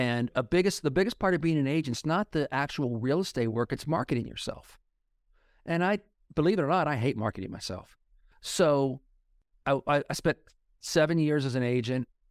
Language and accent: English; Oklahoma, United States; when I was growing up in Oklahoma in the eighties